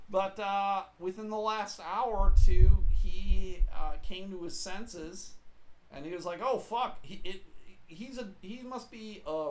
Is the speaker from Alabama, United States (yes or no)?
no; Oklahoma, United States; I'm from Oklahoma, man.